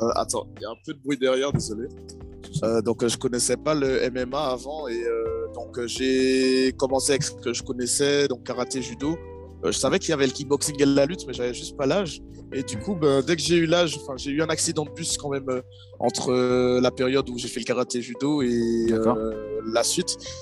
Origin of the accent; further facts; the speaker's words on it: Martinique; moved away as an adult; j'étais en Martinique encore et donc jusqu'à mes 18 ans j'étais là-bas